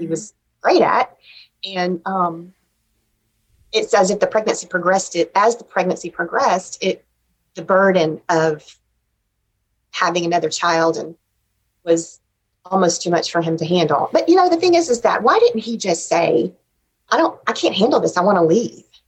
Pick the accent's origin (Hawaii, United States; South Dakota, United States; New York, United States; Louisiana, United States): Louisiana, United States; Shreveport; also born or lived in Ruston, Louisiana; I grew up in Shreveport